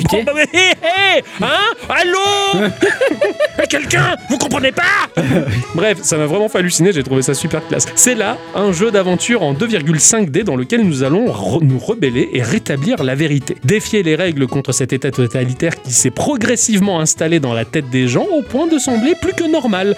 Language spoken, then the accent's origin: French; Ch'ti, Hauts-de-France, France; je suis ch'ti